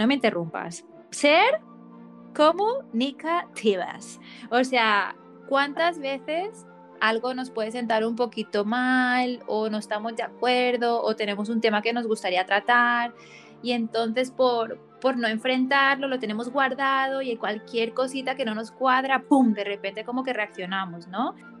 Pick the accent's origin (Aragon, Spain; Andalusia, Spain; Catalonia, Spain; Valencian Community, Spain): Catalonia, Spain; Barcelona; moved away; also born or lived in United States; de vuelta aquí en mi tierra natal